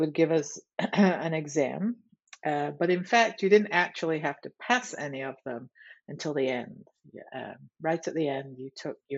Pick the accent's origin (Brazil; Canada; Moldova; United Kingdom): United Kingdom; England; moved away; I'm from England